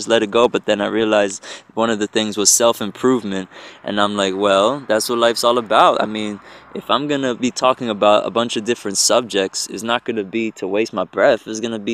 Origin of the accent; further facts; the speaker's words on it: Egg Harbor Township, New Jersey, United States; also born or lived in Galloway, New Jersey / New Brunswick, New Jersey / Elizabeth, New Jersey; now in Newark, United States; I'm a New Jerseyan, born and raised. I've been in New Jersey my whole life, South Jersey, Egg Harbor Township. I was born in Galloway, actually, but moved to Egg Harbor Township when I was like 5